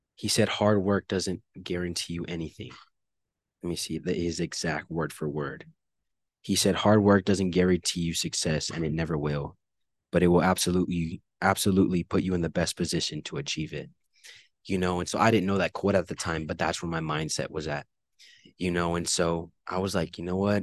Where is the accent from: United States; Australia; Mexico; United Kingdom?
United States; El Paso, Texas; living in the Northeast and going to school on the East Side